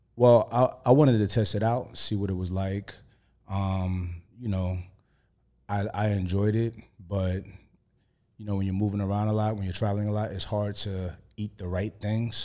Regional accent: New York, United States; I'm from New York

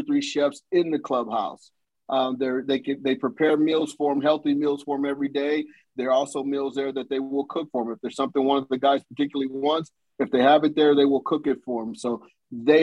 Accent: Southern California, United States; also born or lived in Los Angeles, California / Oxnard, California; I moved from South Central LA to Oxnard, California

